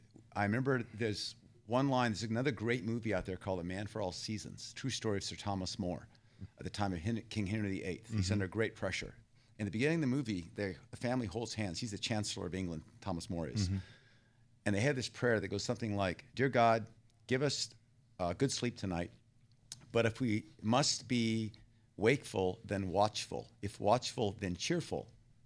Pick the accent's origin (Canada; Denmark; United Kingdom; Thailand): Thailand; also born or lived in Texas, United States; And I was born in Texas. I grew up in Thailand.